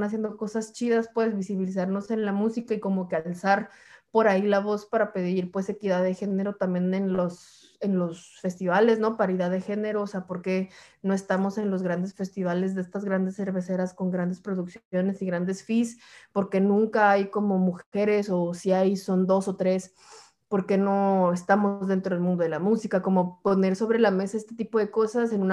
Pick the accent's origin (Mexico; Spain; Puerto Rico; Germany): Mexico; Puebla; now in New York, United States; yo vengo de Puebla a Nueva York, como que no he pasado por otros lugares de Estados Unidos